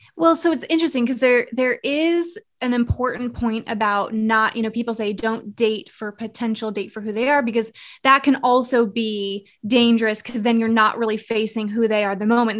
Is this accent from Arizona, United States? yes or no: yes; Arizona, United States; moved away as an adult; now in Charlotte, United States; I'm born and raised Arizona